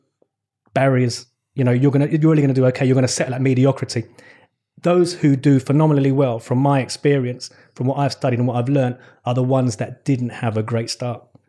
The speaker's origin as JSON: {"language": "English", "region": "London", "country": "United Kingdom", "tie": "born or raised there", "said": "I was born in West London. I'm a Shepherd's Bush boy. Grew up in West London, raised by my mum."}